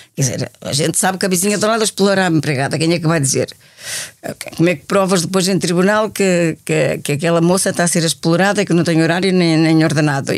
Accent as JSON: {"language": "Portuguese", "town": "Braga", "region": "Norte", "country": "Portugal", "tie": "born or raised there", "also_born_or_lived": "Madrid / Colombia / Évora / Lisbon", "moved": "as an adult", "said": "eu sou de Braga, eu conheci as irmãs, eu estudava no liceu frente às irmãs"}